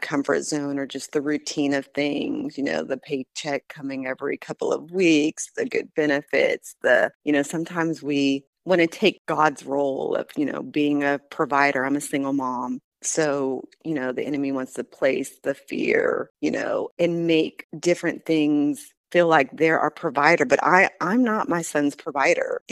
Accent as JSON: {"language": "English", "region": "Southern California", "country": "United States", "tie": "born or raised there", "also_born_or_lived": "Bloomington, Illinois", "moved": "as an adult", "lives_now": "Murfreesboro, United States", "said": "We left Illinois when I was about four, and my youngest brother at the time was three. And we moved to Southern California, spent about 20 years there"}